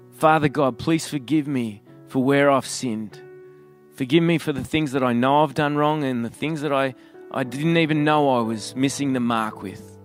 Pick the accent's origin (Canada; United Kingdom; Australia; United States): Australia; accent: Australian; I'm an Aussie